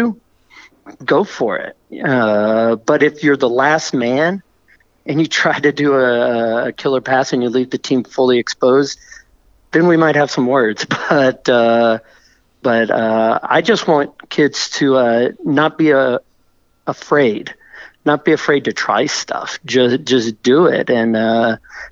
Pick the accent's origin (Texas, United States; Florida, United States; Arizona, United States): Texas, United States; Corpus Christi; now in Austin, United States; I grew up in Corpus Christi, Texas, South Texas